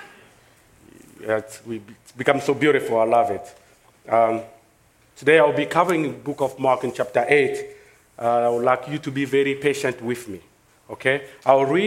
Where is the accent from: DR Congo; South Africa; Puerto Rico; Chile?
DR Congo; accent: French; English is a second language; now in United States; I'm from Congo, in Africa, in the middle of Africa, this is where I came from.